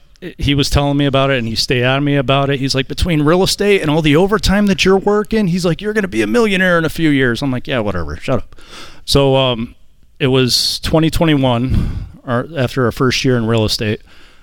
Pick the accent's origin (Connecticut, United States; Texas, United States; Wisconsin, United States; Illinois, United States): Connecticut, United States; Torrington; now in Parrish, United States; Right now we live in Parrish, Florida, but we're originally from Torrington, Connecticut.